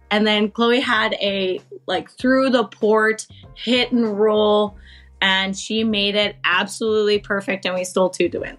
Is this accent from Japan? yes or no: no; Canada; us Canadians